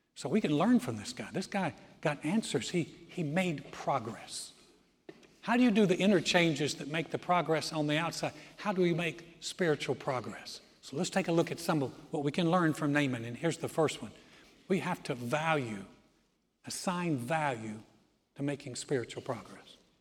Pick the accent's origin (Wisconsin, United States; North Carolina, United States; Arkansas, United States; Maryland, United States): North Carolina, United States; Greensboro; moved away as an adult; now in Texas, United States; Joy and I tried to start a church in my hometown in 1989, Greensboro, North Carolina